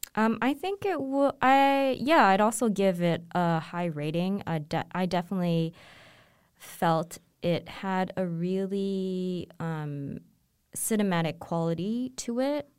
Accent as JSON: {"language": "English", "country": "Hong Kong", "tie": "born or raised there", "said": "growing up in Hong Kong to a, um, Chinese family"}